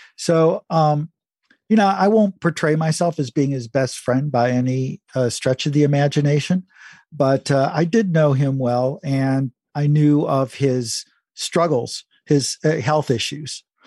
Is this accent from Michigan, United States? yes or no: yes; Detroit, Michigan, United States; I was born and raised in Detroit